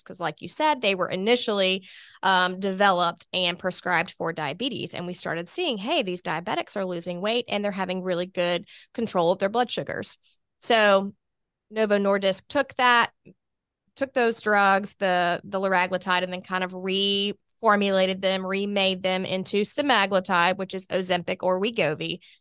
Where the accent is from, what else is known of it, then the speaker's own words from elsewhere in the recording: Hoover, Alabama, United States; also born or lived in Mobile, Alabama; I was born here in Birmingham, specifically in Hoover. Um, went to Spain Park High School